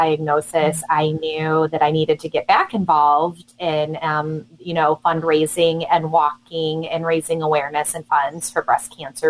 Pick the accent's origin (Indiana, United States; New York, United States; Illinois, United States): Illinois, United States; Peoria; also born or lived in Chicago / Brimfield, Illinois; I was born and raised in Peoria, Illinois